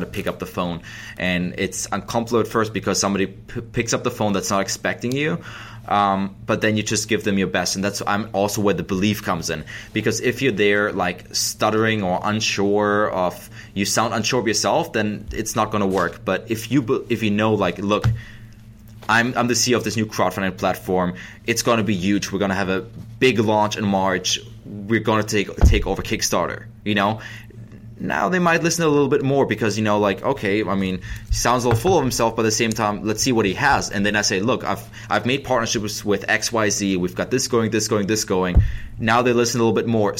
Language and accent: English; Germany; English is a second language; moved away as an adult; now in United States; I am an immigrant from Germany, so I moved here in 2008